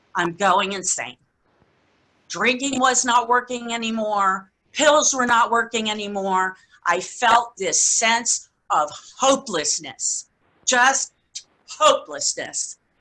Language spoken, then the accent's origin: English; Key West, Florida, United States; I was born and raised in Key West, Florida